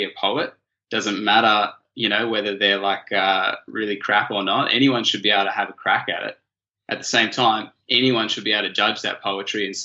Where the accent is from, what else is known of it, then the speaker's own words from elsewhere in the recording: Canberra, Australian Capital Territory, Australia; I was a little white privileged kid growing up in Canberra